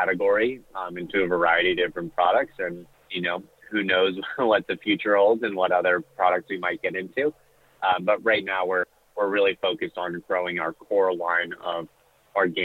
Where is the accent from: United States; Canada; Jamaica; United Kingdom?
United States; Southern California; I'm originally from Southern California